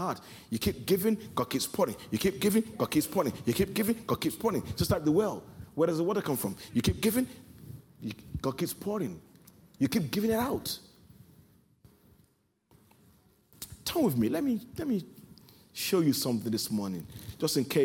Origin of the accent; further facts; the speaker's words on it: Nigeria; the kind of background culture that I come from as a Nigerian